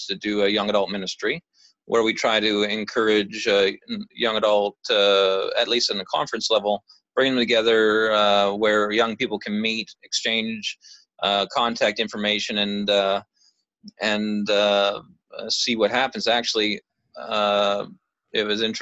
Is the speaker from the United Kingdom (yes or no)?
no; Canada; Growing up in Canada